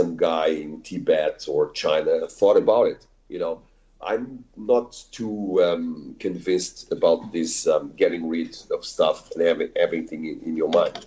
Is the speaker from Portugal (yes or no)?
yes; Portugal; I'm from Portugal